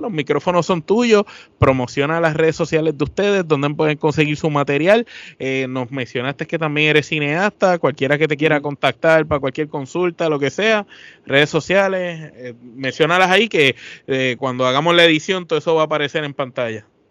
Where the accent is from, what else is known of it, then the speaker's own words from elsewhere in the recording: Puerto Rico; somos de Puerto Rico